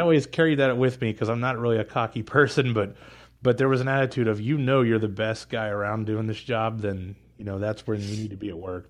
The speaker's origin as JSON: {"language": "English", "town": "Pittsburgh", "region": "Pennsylvania", "country": "United States", "tie": "born or raised there", "also_born_or_lived": "Indianapolis, Indiana / Elkhart, Indiana", "moved": "as an adult", "said": "I was born and raised in Pittsburgh"}